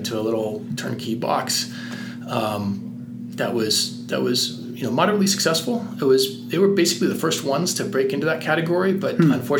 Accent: San Francisco, California, United States; moved away as an adult; also born or lived in Boston; now in Colorado, United States; I grew up in San Francisco

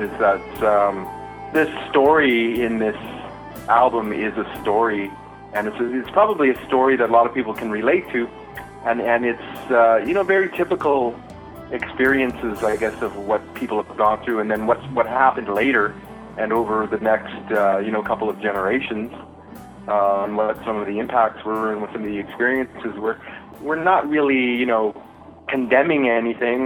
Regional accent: Dokis First Nation, Ontario, Canada; now in Ottawa, Canada; I'm Ojibwe from the Doki's First Nation in Ontario

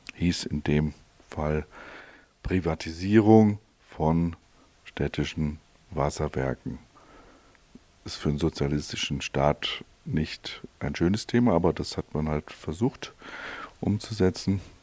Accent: Hesse, Germany; also born or lived in Allgäu, Bavaria; now in Kempten area, Germany; als Hesse Vater von einem Allgäuer Kind

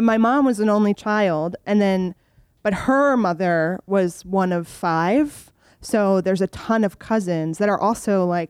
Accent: Germany; born there; also born or lived in New York, United States / Texas, United States; So I am not really from anywhere. I was born in Germany to American parents. Then we moved to New York. Then we moved to Texas for 6 months. Then we moved to Germany.

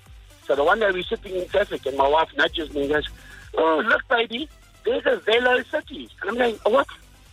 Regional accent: South Africa; first language English; I'm from an English background and grew up speaking English. And in the Platwan Dorp where I grew up, I met an Afrikaans lady.

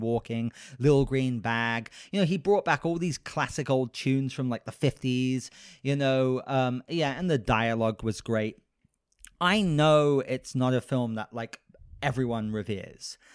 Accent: United Kingdom; I'm British

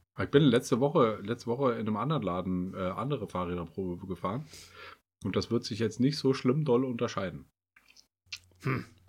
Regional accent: Kassel, Hesse, Germany; wir kommen aus, aus Kassel

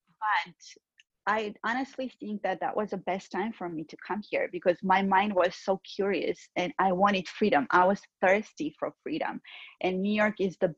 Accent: Georgia; first language Georgian; English is a second language; moved away; Georgian is my first language, right. My native language, and Russian is my second language.

